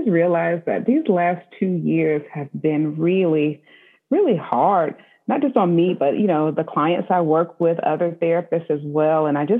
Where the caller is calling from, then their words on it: Spotsylvania, Virginia, United States; So I am checking in from Spotsylvania, Virginia, and where I'm at home in my home office.